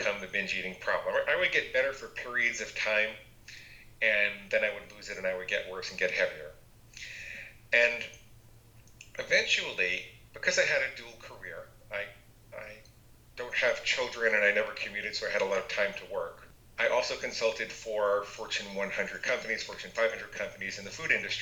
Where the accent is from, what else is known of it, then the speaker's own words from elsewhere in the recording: New York, United States; I grew up in New York, and I was in a family of 17 psychotherapists.